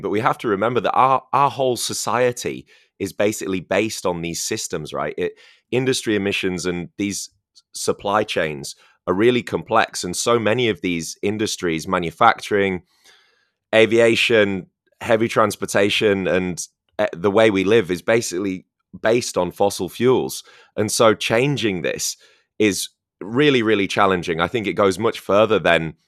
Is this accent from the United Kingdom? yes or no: yes; near Manchester, North West England, United Kingdom; moved away; the city of Manchester, which is much closer to my hometown as well